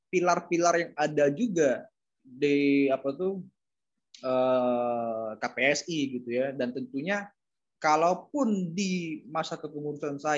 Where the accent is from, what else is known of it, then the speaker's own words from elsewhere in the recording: East Java, Indonesia; Karena saya paham betul, saya juga dari Jatim soalnya gitu kan.